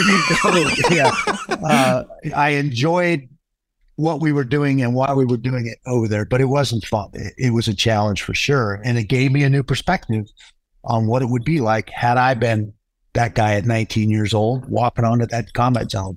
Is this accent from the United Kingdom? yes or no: no; Pacific Northwest, Puget Sound, Washington, United States; moved away; also born or lived in Flagstaff; I grew up in the Pacific Northwest, right on the Puget Sound